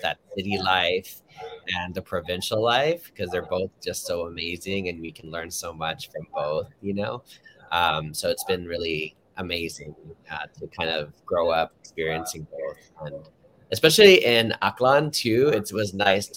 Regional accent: Los Angeles, California, United States; I grew up in Harbor City, like right next to the 110

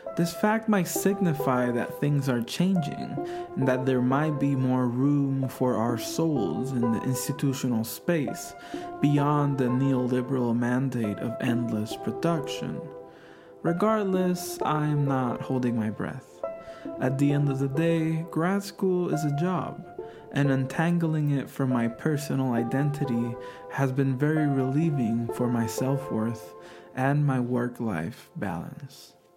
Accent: Puerto Rico; moved away as an adult; now in California, United States; I am from Puerto Rico, a set of islands in the Caribbean that are officially understood as a U.S. territory

